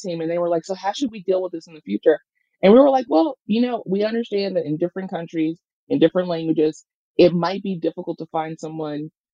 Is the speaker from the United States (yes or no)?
yes; Mississippi, United States; I'm from Mississippi.